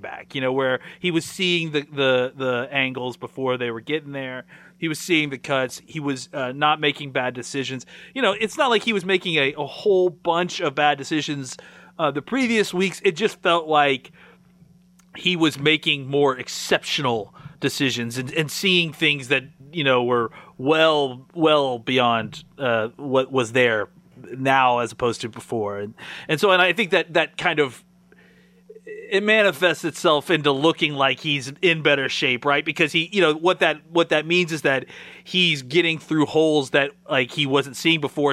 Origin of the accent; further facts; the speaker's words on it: Dallas, Texas, United States; I am from Dallas